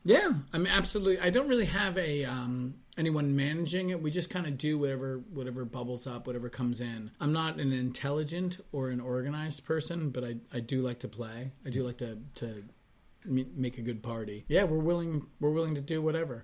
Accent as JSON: {"language": "English", "town": "Kingston", "region": "New York", "country": "United States", "tie": "born or raised there", "said": "I was born in Kingston, New York"}